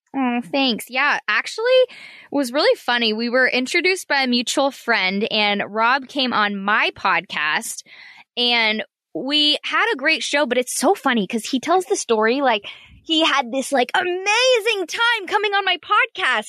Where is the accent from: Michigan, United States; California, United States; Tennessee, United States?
California, United States; Orange County; also born or lived in San Diego; I grew up in Orange County